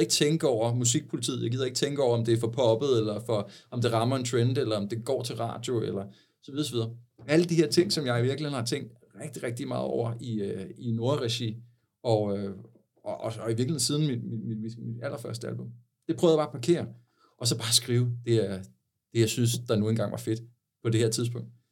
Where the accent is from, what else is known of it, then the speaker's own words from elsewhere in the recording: Sakskøbing, Zealand, Denmark; fra Saxkøbing, hvor jeg voksede op.